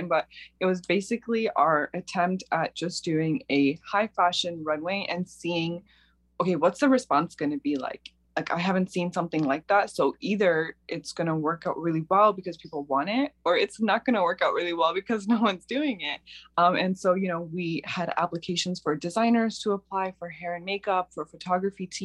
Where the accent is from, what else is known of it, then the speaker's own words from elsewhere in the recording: Toronto, Ontario, Canada; moved away as an adult; now in Cleveland, United States; I've been working in the Toronto fashion industry